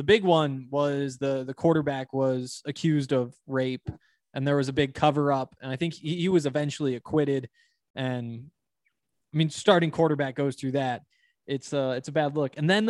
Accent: Montana, United States; And, you know, I come from Montana where there was this huge football culture

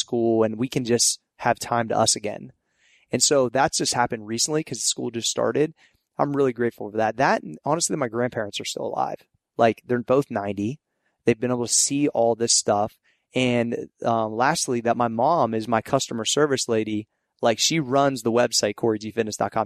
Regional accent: Ohio Valley, United States; it started from my hometown. I wanted Ohio Valley kids

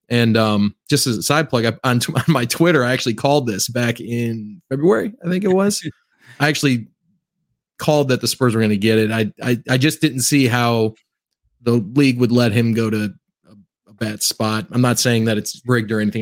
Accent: Cleveland, Ohio, United States; I'm actually from Cleveland

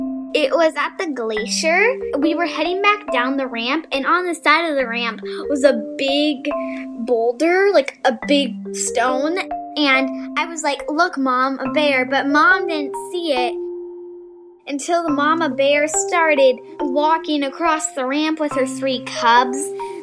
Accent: Juneau, Alaska, United States; I come from Juneau, Alaska

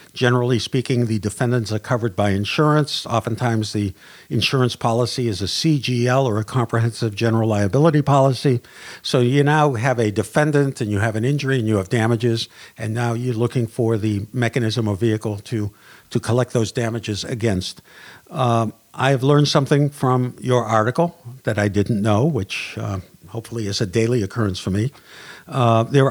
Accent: Boston, Massachusetts, United States; accent: Boston; my Boston accent

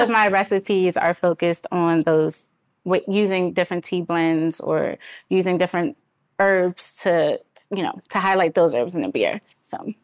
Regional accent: Washington, District of Columbia, United States; born and raised in Washington, D C

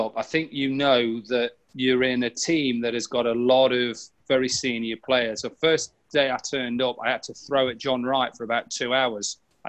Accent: Newcastle-under-Lyme, West Midlands, United Kingdom; That's where I'm obviously from, Stoke or Newcastle-under-Lyme.

